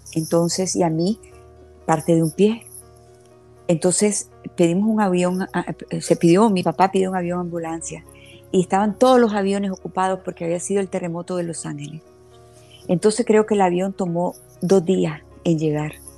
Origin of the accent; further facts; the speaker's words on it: Nicaragua; also born or lived in Havana, Cuba; Yo nací en La Habana, Cuba, y cuando el régimen de Fidel Castro, nosotros salimos de Cuba y venimos directamente a Nicaragua. Aquí hemos vivido toda la vida.